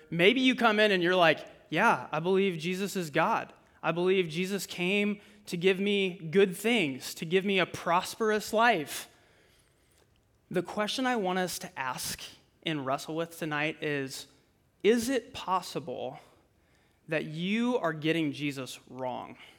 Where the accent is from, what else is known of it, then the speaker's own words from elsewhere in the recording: Fort Dodge, Iowa, United States; I'm originally from Fort Dodge